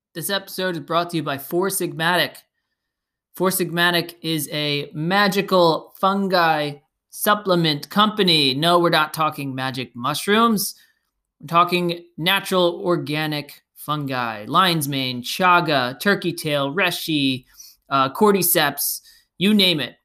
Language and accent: English; Belmar, New Jersey, United States; here in my hometown, Belmar, New Jersey